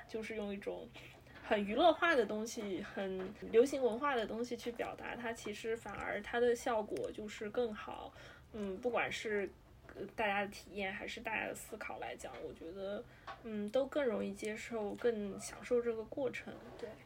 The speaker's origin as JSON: {"language": "Chinese", "country": "China", "said": "对于我们亚洲人，对于我们中国人来说"}